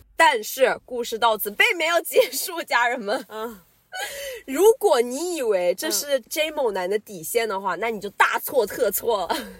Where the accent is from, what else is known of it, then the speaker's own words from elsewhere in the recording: China; 作为大陆人的我